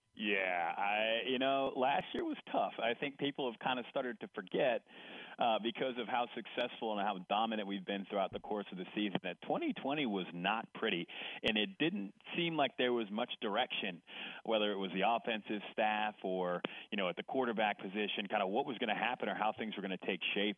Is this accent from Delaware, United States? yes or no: no; Houston, Texas, United States; so I'm from Houston, and I'm from uh-huh. my family's from tw- from South Texas and Louisiana